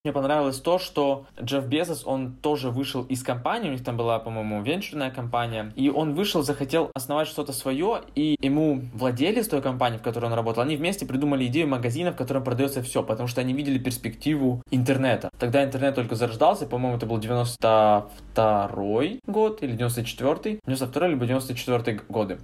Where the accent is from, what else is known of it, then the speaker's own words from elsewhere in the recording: Ukraine; я из Украины